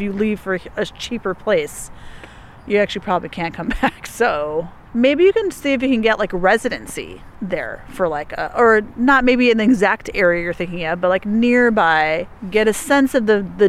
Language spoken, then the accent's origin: English; Chicago, Illinois, United States; I'm gonna miss you, but I'm from Chicago. My mom lives there, so I'm gonna come visit you too.